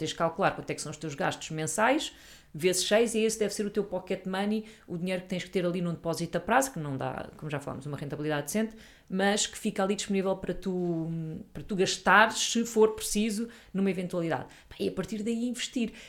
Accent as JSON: {"language": "Portuguese", "town": "Sintra", "region": "Lisbon", "country": "Portugal", "tie": "born or raised there", "said": "nasci a minha vida toda, vivi a minha vida toda na Serra das Minas"}